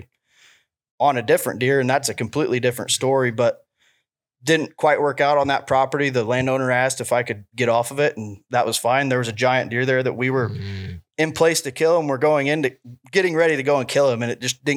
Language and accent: English; Ohio, United States; moved away; I moved out here from Ohio